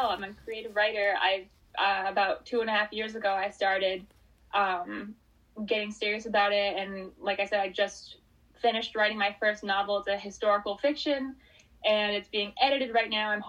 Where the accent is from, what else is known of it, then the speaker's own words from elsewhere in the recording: New Hampshire, United States; I'm a huge like early American history fan, and you really can't go anywhere in New Hampshire, New England, even that you know there's not a pl